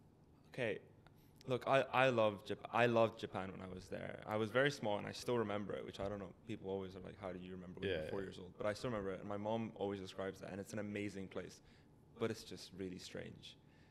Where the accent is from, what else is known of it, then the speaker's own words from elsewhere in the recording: Canada; accent: American Canadian; And so that was where I get my American Canadian accent from. And I'm also Canadian.